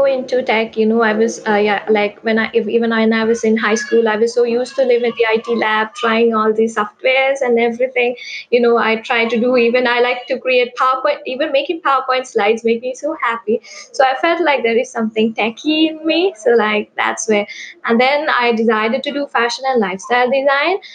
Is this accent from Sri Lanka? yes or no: yes; Sri Lanka; I'm from Sri Lanka.